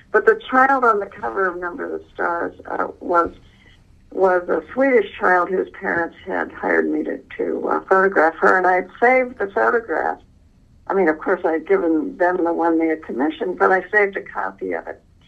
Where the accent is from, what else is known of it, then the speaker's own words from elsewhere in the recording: Honolulu, Hawaii, United States; I was born in Honolulu, and I I was born in 1937